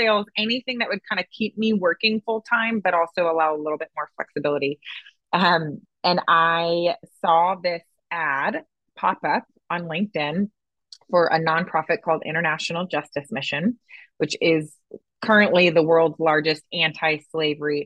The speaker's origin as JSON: {"language": "English", "town": "St. Louis", "region": "Missouri", "country": "United States", "tie": "born or raised there", "also_born_or_lived": "Dallas, Texas", "moved": "as an adult", "said": "But I grew up in Missouri, born and raised in the St. Louis area, moved to Dallas after grad school"}